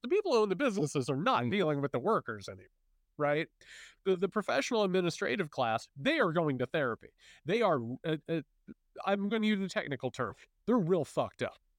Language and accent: English; Southern Indiana, United States; I'm a Hoosier too. I come from, you know, you're, you're down in Southern Indiana. I come from Southern Indiana